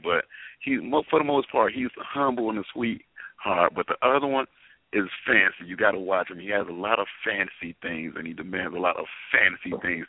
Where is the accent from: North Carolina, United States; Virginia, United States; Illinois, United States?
Illinois, United States; Chicago; moved away; also born or lived in Los Angeles; Because I'm from Chicago, too, so it was good to go back there because I was actually living in L.A., you know, at the time